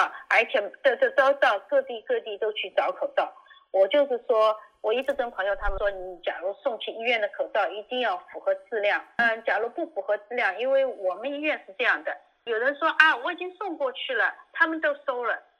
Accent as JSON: {"language": "Chinese", "country": "China", "lives_now": "United States", "said": "其实我们中国人一种勤俭的习惯，一个口罩用一天还是应该可以的。"}